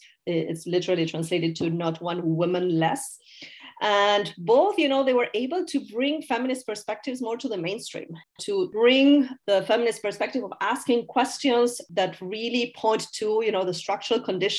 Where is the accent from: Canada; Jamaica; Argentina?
Argentina; now in United States; I'm originally from Argentina